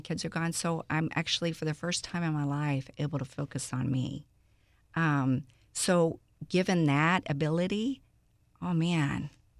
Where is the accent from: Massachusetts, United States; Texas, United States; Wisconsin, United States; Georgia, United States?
Texas, United States; Houston; Born and raised. Yes, I grew up all day in Greens Point area.